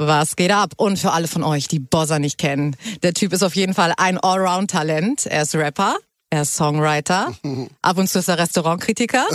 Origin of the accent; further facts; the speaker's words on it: Hamburg, Germany; moved away as an adult; now in Berlin, Germany; du kommst ja genauso wie ich aus Hamburg. Yes. Wir sind ja Hamburger